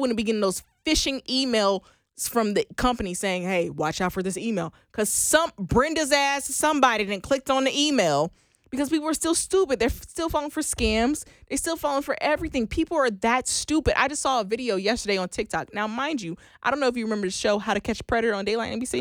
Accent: Oklahoma, United States; I am from Oklahoma

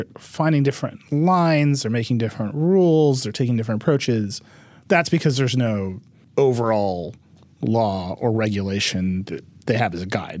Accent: United States; I'm American

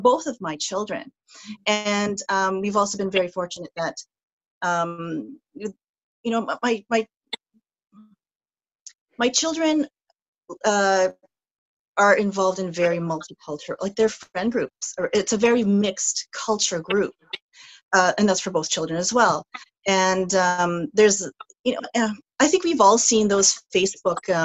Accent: Philippines; now in Canada; I'm first generation. I'm from the Philippines

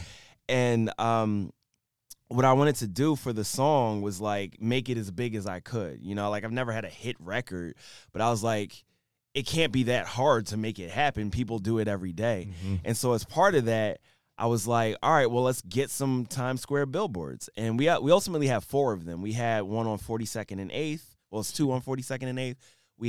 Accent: Philadelphia, Pennsylvania, United States; I'm from Philly.

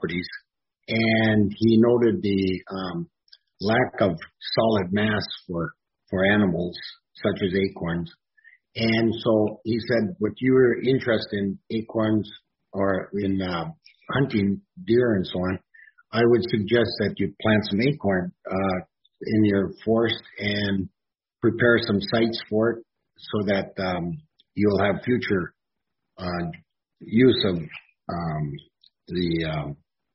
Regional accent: Marquette, Michigan, United States; I'm from Marquette, Michigan.

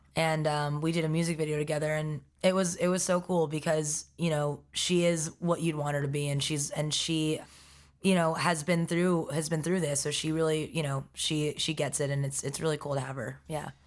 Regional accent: New York City, New York, United States; also born or lived in Stony Brook, Long Island; I was raised in Forest Hills, Queens

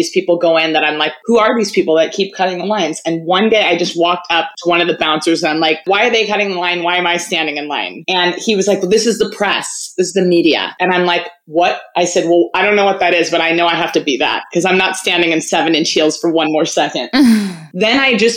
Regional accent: Malibu, California, United States; also born or lived in Los Angeles; I'm born and raised in LA. I grew up in Malibu

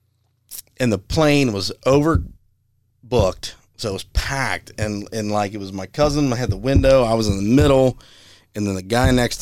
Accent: United States; I'm an American

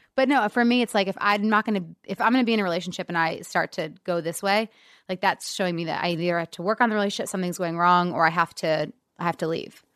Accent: an hour northeast of Detroit, Michigan, United States; now in Los Angeles, United States; I was born in Detroit

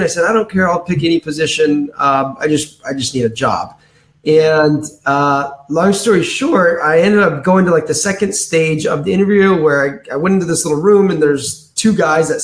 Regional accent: Danville, California, United States; I'm from a city outside of San Francisco called Danville, California

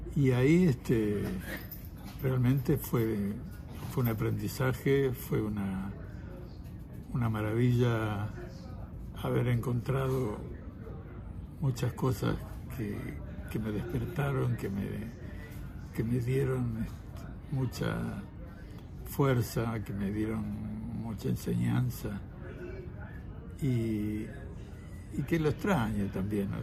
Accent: Río Negro, Argentina; also born or lived in Italy; somos de acá, somos de acá

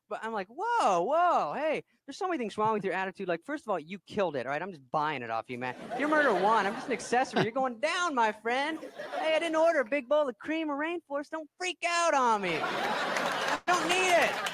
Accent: Arizona, United States; moved away; I'm from Arizona

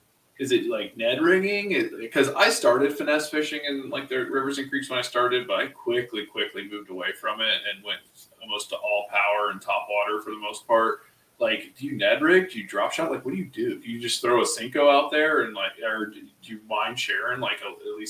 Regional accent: Ohio, United States; we're both from Ohio.

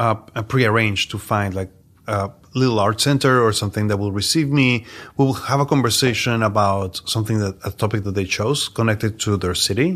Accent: New York, United States; I'm an artist from New York

